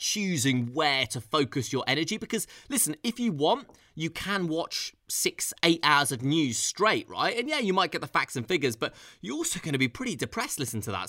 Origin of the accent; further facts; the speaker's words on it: London, United Kingdom; being a Londoner and having boots on the ground here